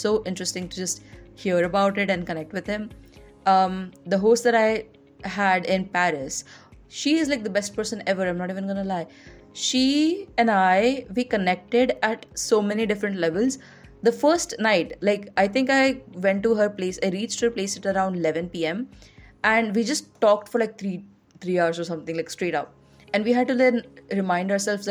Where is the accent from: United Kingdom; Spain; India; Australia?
India; growing up in India, in the Indian society